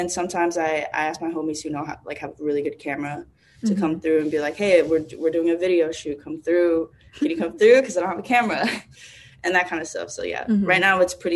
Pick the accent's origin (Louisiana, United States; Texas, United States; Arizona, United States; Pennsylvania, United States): Texas, United States; Dallas; now in New York City, United States; I'm from Dallas, Texas